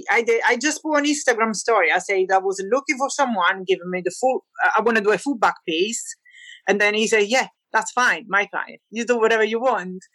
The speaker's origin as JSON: {"language": "English", "town": "Naples", "region": "Campania", "country": "Italy", "second_language": "English", "moved": "yes", "lives_now": "Shrewsbury, United Kingdom", "said": "I am from Naples, Italy."}